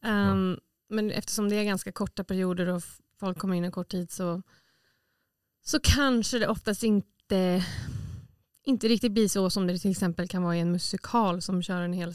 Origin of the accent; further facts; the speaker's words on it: Åland Islands; jag har ju sedan jag var liten sett liksom mm. äldre förebilder här på Åland